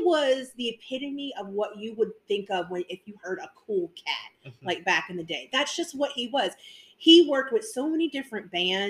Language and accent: English; New Orleans, Louisiana, United States; I'm from New Orleans.